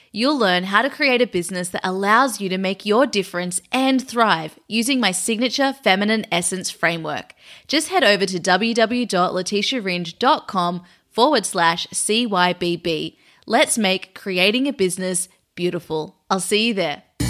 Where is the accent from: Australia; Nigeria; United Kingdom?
Australia; I'm Australian